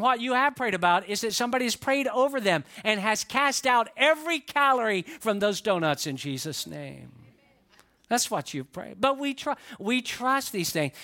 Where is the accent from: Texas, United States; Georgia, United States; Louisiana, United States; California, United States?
Georgia, United States; Atlanta; I grew up in the Atlanta area